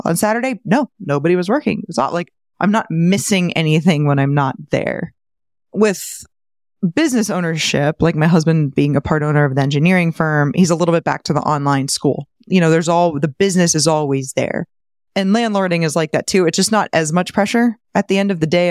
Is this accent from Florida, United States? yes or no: yes; St. Petersburg, Florida, United States; my hometown of Saint Pete